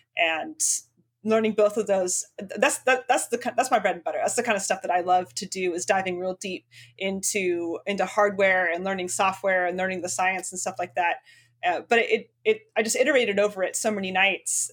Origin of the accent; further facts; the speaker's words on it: Spokane, Washington, United States; my hometown of Spokane, Washington